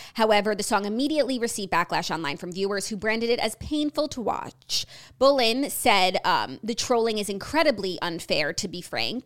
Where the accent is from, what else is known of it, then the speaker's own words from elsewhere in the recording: United States; as an American with American standards